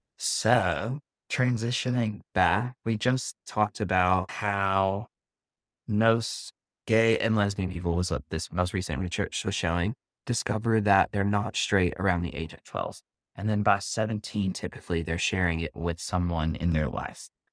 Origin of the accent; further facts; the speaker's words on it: the South, Southern United States, United States; accent: Southern; now in New York, United States; my Southern accent